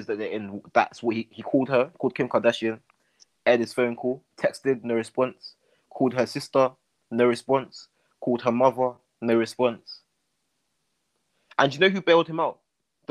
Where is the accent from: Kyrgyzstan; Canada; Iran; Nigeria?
Nigeria; I'm Nigerian.